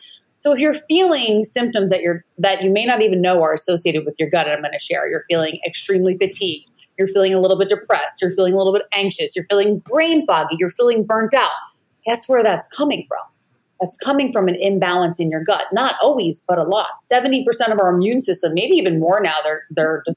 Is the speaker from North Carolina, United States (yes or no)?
no; Long Island, New York, United States; also born or lived in California; now in Maui, United States; I'm originally from Long Island, New York